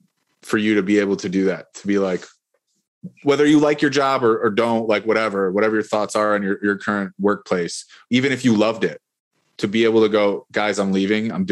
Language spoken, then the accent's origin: English; Buffalo, New York, United States; now in Tampa Bay, United States; I'm from Buffalo, New York.